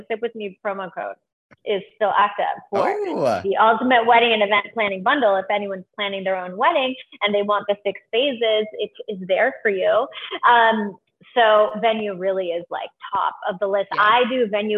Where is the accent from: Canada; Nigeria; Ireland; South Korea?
Canada; now in Los Angeles, United States; I'm Canadian